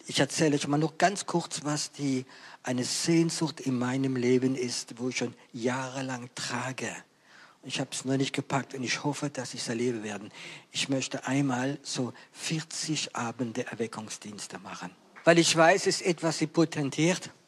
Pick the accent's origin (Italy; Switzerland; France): France; German is a second language; Ihr wisst ja, ich bin Franzose und ich liebe die deutsche Sprache, aber es gibt einige Worte auf Französisch, die sind schöner wie Deutsch.